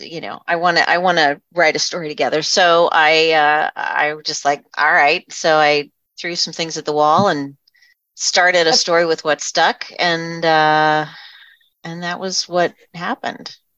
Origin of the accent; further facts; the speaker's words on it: southeastern Pennsylvania, United States; I grew up in southeastern Pennsylvania where I still live.